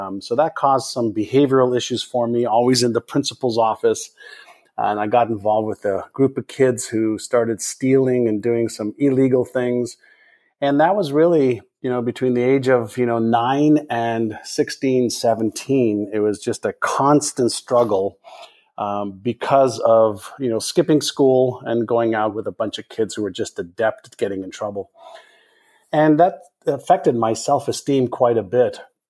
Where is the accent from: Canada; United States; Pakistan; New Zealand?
Canada; Montreal, Quebec; English is a second language; also born or lived in Israel; Went to school in Montreal, Canada, after I moved there from Israel. Did not have an easy time in school. And it was probably because I didn't speak the English language.